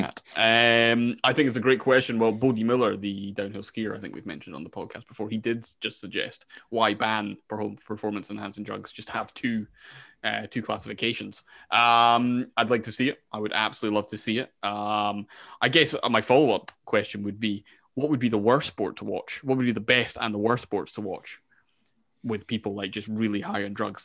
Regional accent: Scotland, United Kingdom; I'm from Scotland

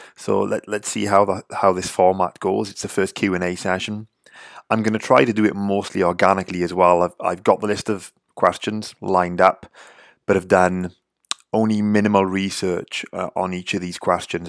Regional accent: Wales, United Kingdom; I'm from Wales, grew up in the U K.

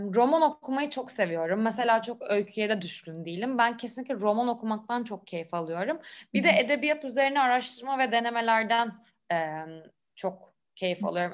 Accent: Istanbul, Turkey; İstanbul'da doğup büyüdüm.

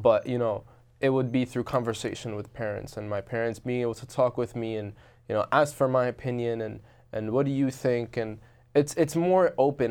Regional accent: Robbinsville, New Jersey, United States; I grew up in Robbinsville, New Jersey.

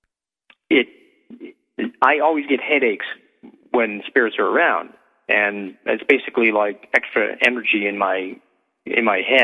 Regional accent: Massachusetts, United States; moved away; also born or lived in New Hampshire; I'm actually coming back to Massachusetts, which is really? My home state

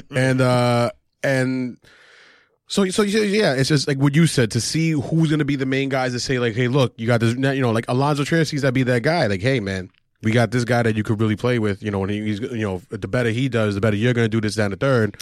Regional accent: Argentina; I'm from Argentina

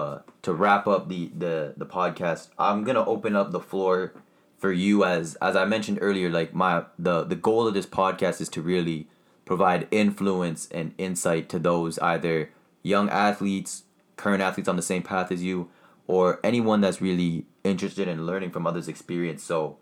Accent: Canada; because I know for a fact, as a Canadian, to be able to kind of figure out your way and figure out the process

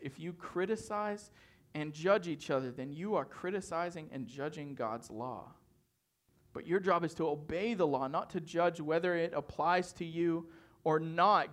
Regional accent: northern Maine, United States; moved away; I'm from the North Boonies of Maine, and it takes seven hours to get to Boston

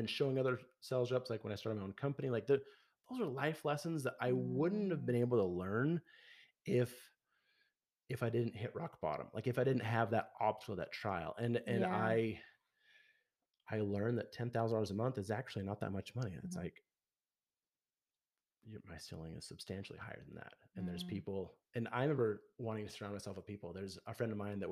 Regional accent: Logan, Utah, United States; my hometown of Logan

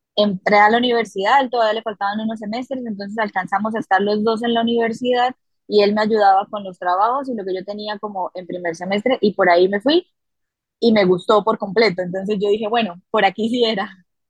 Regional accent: Bucaramanga, Santander, Colombia; Yo crecí en una familia muy bonita, eh, al norte de la ciudad en donde nací, en Bucaramanga, Santander

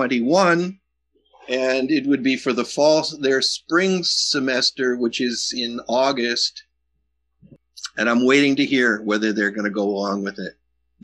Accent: Wilkes-Barre, Pennsylvania, United States; moved away as an adult; also born or lived in Missoula, Montana; growing up in Wilkes-Barre.

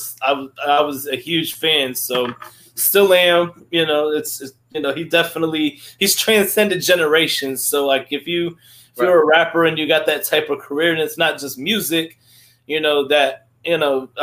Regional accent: Rockledge, Florida, United States; I'm from Rockledge and Cocoa area

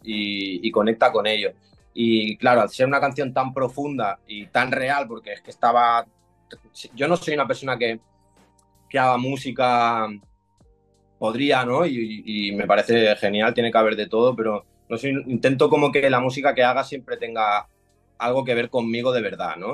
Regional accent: Barcelona, Catalonia, Spain; Yo soy de Cataluña, de Barcelona.

